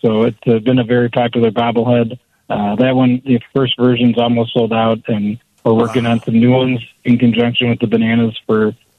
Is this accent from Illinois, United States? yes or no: yes; Rockford, Illinois, United States; growing up in Rockford, Illinois, where me and the other co-founder are from.